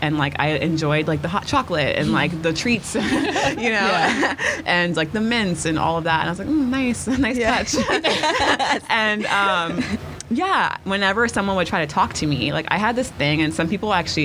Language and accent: English; Houston, Texas, United States; moved away as an adult; also born or lived in Austin / Los Angeles; now in New York, United States; I grew up in Lakewood in Houston.